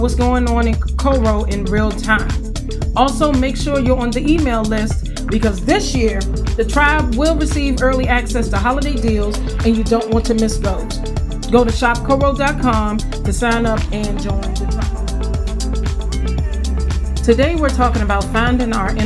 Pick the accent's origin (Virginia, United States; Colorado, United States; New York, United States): Virginia, United States; Farmville; moved away; Today I am at my hometown of Farmville, Virginia, taking care of my mom for the next 3 weeks